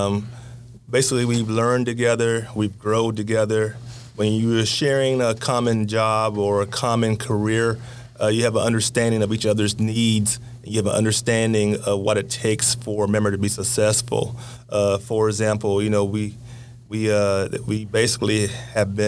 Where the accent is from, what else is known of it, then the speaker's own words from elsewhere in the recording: Poplar, South Carolina, United States; now in West Virginia, United States; my hometown of Poplar, South Carolina, outside Myrtle Beach